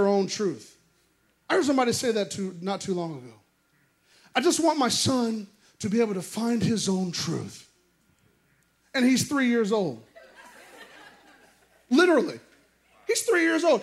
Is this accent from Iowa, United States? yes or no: yes; Iowa, United States; moved away; that's where I'm from, that area. I'm actually from Iowa, but Nebraska.